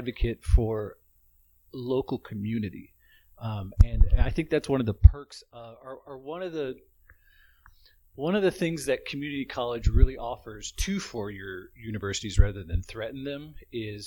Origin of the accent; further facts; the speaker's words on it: Springfield, Missouri, United States; I was born in Cox North. I'm from this area